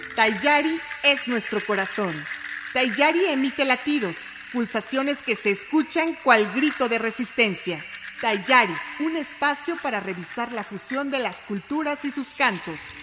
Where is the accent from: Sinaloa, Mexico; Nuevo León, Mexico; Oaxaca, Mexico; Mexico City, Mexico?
Oaxaca, Mexico; yo crecí en la ciudad de Oaxaca, soy migrante de primera generación, soy la primera nacida en la ciudad.